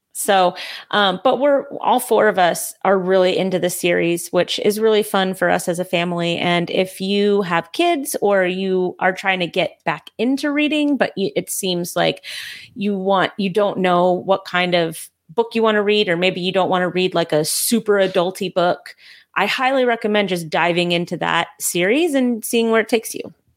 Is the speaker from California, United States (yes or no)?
yes; California, United States; now in North Carolina, United States; I'm from California